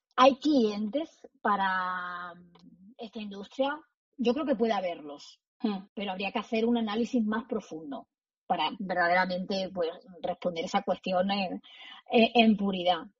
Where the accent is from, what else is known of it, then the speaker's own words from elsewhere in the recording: Almendralejo, Extremadura, Spain; moved away as an adult; also born or lived in Madrid; Yo nací en Extremadura, eh, soy de un pueblo que se llama Almendralejo, que está en la Tierra de Barros, muy cerquita de Mérida